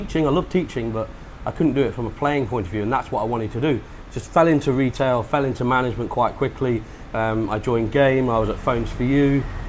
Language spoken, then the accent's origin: English; Leicester, East Midlands, United Kingdom; moved away as an adult; also born or lived in Sheffield / Chesterfield / Leeds; now in Pattaya, Thailand; Me, originally I'm from Leicester. I'm a Leicester lad, born and bred. But since I think I was 20, I moved up north.